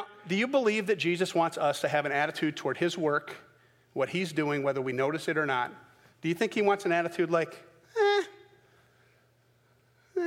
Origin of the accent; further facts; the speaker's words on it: the South, United States; I'm from the South